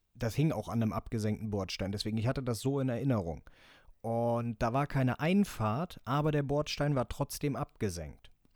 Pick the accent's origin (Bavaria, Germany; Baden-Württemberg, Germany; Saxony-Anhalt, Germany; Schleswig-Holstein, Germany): Schleswig-Holstein, Germany; Elmshorn; Bei uns in Emshorn